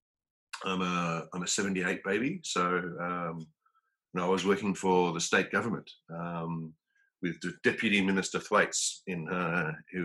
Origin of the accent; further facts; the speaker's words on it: Melbourne, Victoria, Australia; moved away as an adult; also born or lived in London, United Kingdom; now in South Africa; Born and bred in Melbourne, out in Eltham